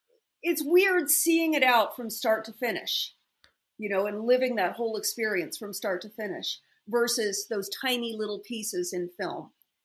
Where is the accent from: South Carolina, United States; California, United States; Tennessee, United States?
California, United States; also born or lived in Los Angeles; I grew up in California. I was 3.5 years old